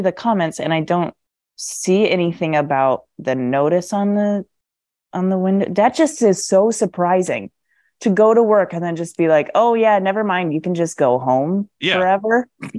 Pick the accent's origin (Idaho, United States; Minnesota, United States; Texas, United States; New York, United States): Minnesota, United States; moved away; I'm from Minnesota